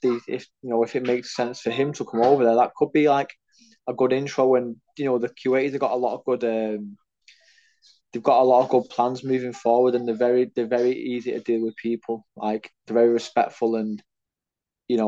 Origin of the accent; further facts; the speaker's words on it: United Kingdom; I'm a Brit